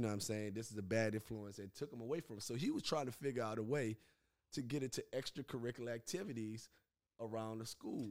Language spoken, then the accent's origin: English; New Orleans, Louisiana, United States; moved away; Born and raised in New Orleans, Louisiana